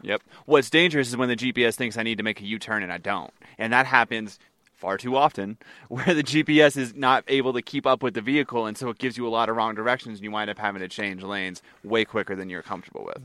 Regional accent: United States; I'm an American

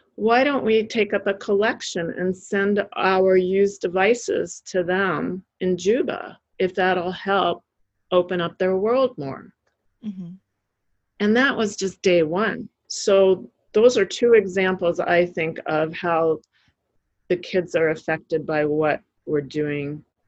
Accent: United States; as an American

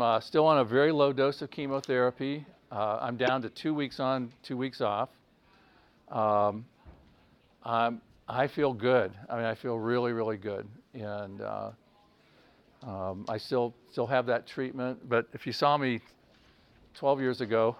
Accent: Akron, Ohio, United States; I'm from the Akron area.

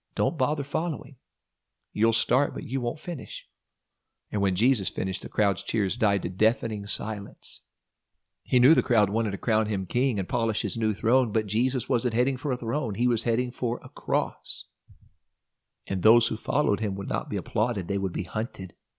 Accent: Ohio, United States; moved away as an adult; also born or lived in Orlando, Florida; we moved from Orlando to my hometown in Ohio

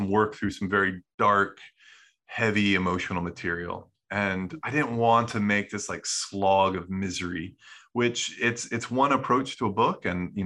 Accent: United States; moved away as an adult; also born or lived in Scotland; my childhood and my, growing up in America.

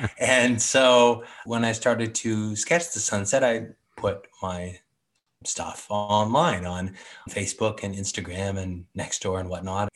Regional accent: San Francisco, California, United States; I was born on Telegraph Hill. Grew up there until college, really

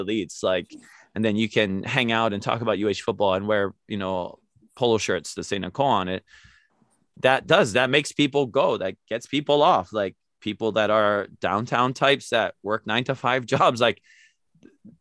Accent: Native Hawaiian, United States; I've been shunned as Kanaka Maoli myself

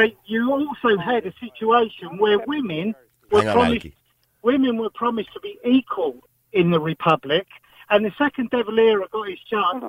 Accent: London, United Kingdom; moved away as an adult; also born or lived in Galway, Ireland; now in Ireland; I was raised in London, Tipperary, and now I live permanently in Ireland since 2007.

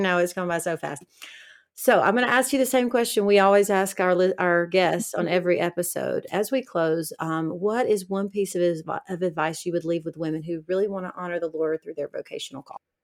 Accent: Alabama, United States; growing up in the South in Alabama

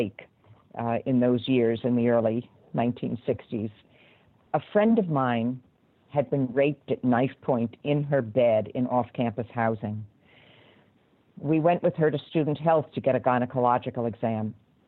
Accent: New York City, New York, United States; also born or lived in North Shore of Long Island, New York / Chicago; I grew up in Brooklyn and then moved to the North Shore of Long Island

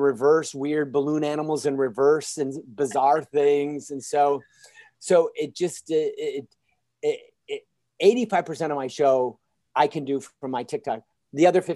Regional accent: Michigan, United States; now in Los Angeles, United States; I come from a small town in Michigan.

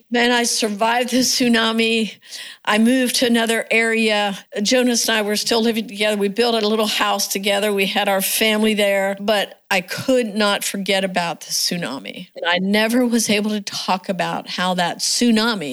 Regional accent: Pennsylvania, United States; we grew up in the Amish culture

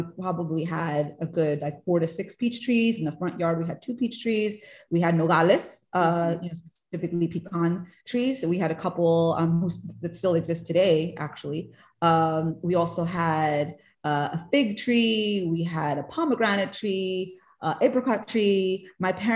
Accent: Del Rio, Texas, United States; moved away as an adult; also born or lived in New York City; I'm from Del Rio, Texas, which is a small town along the US-Mexico border

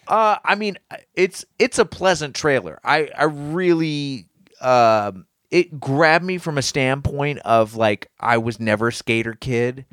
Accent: Indianapolis, Indiana, United States; I'm from Indy

